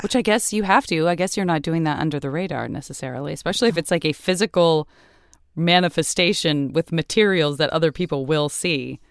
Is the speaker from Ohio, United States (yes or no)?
no; Tucson, Arizona, United States; I'm from Tucson